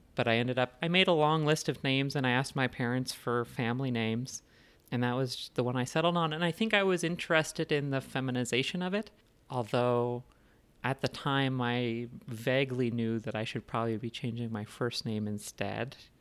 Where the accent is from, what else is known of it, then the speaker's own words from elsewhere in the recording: Indiana, United States; also born or lived in Lesotho; now in Denver, United States; living in Indiana for most of my childhood and adolescence and then now in Denver.